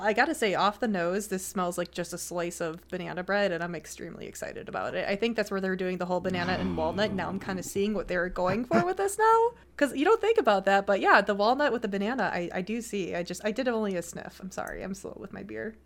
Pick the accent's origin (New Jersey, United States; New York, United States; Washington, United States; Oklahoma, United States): New York, United States; Buffalo; I'm from Buffalo